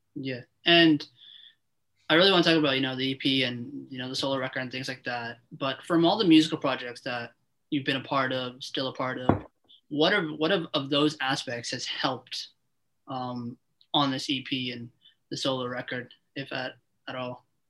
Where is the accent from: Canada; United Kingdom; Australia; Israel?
Canada; Toronto, Ontario; I uh, interview local artists in Toronto, in my hometown